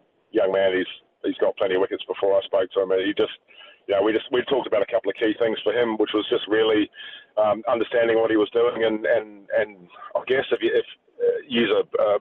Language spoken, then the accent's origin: English; New Zealand; moved away as an adult; now in New South Wales, Australia; I've got the silver fern tattooed on my chest, and I'm a New Zealander